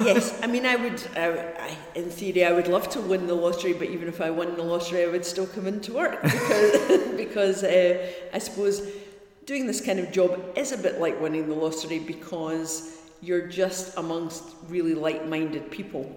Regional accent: Glasgow, Scotland, United Kingdom; also born or lived in Helensburgh / Dunblane; I'm a, a Scottish woman that grew up in Helensburgh, then Dunblane and Glasgow, and identify very much myself as a Glaswegian

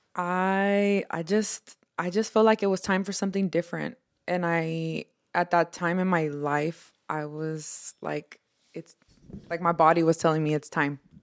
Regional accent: Houston, Texas, United States; also born or lived in Harlingen, Texas; I was born and raised in Houston, Texas. Um, part of my life, I also lived in the valley, um, around Harlingen, Texas.

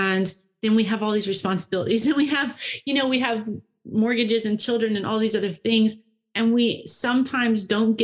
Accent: Tennessee, United States; I grew up in Tennessee and I've almost all my life had a river in my backyard

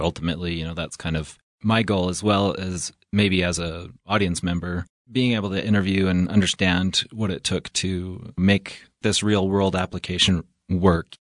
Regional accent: Evanston, Wyoming, United States; I'm originally from Evanston, Wyoming

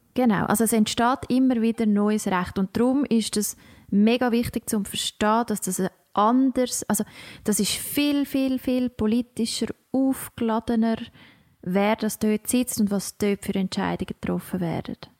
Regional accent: Switzerland; accent: Swiss German; unseren Dialekt mega herzig finden

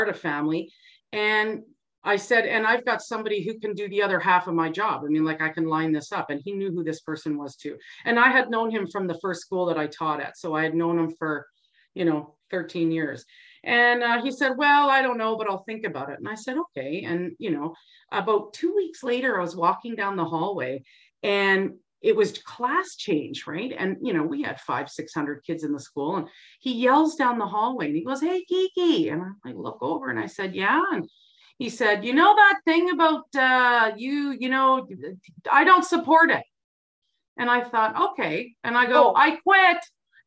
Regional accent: Burlington, Ontario, Canada; moved away as an adult; now in Grande Prairie, Canada; I grew up in Burlington, Ontario

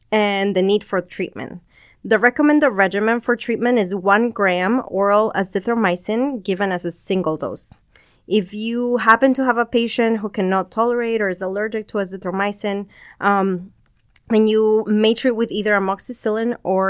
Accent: Peru; moved away as an adult; also born or lived in California, United States; now in Bakersfield, United States; I grew up in Peru, and then I moved to the States for college

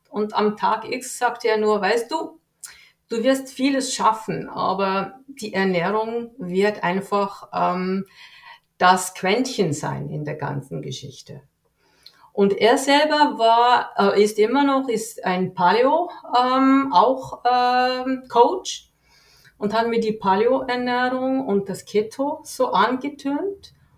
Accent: Switzerland; ich lebe hier in der Schweiz, bin geboren hier in der Schweiz

